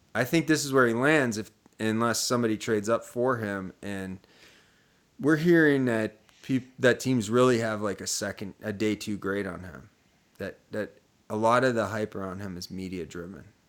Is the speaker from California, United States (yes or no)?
no; Columbus, Ohio, United States; moved away; I'm from Columbus, Ohio